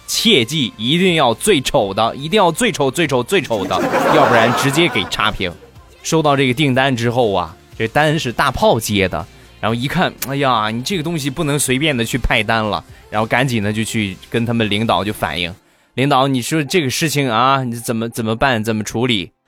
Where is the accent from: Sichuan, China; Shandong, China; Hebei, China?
Shandong, China; Rizhao; 我们家乡的特产日照绿茶